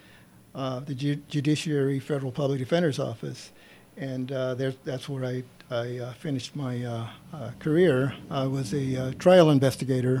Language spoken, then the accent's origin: English; San Bernardino, California, United States; I was born and raised in San Bernardino